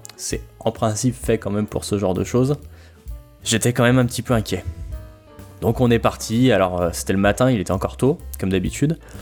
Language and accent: French; France; on est français, on comprend tout ce qui se passe dans son